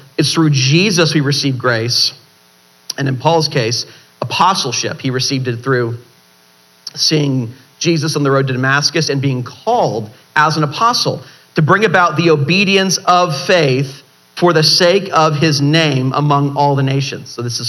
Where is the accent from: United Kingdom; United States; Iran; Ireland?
Ireland; I know, it's my middle name and I'm Irish and I don't even realize, you know.